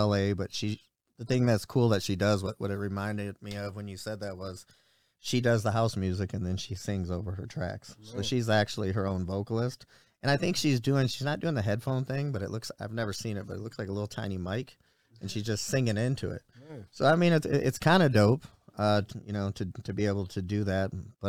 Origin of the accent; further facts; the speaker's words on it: Detroit, Michigan, United States; I'm from Detroit